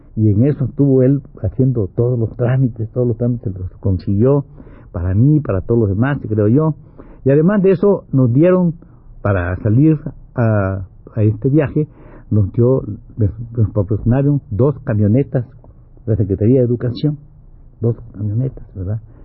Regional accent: Mexico; I am Mexican. I am Mexican. No, Mexican, really

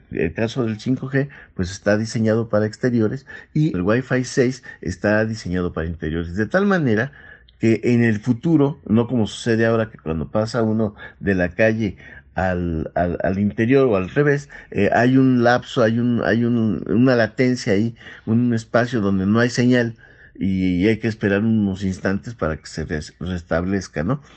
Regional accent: Mexico; nosotros como mexicanos

